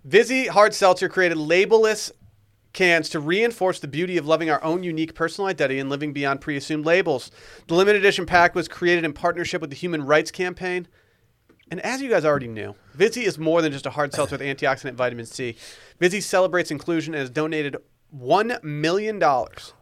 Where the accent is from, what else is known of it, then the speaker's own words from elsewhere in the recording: Harbor Springs, Michigan, United States; I grew up in Harbor Springs, Michigan.